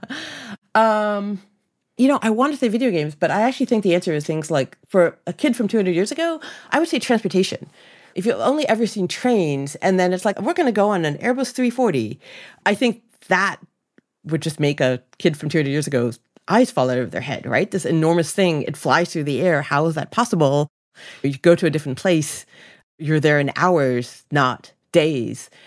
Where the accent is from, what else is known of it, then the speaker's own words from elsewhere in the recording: Ontario, Canada; growing up in Canada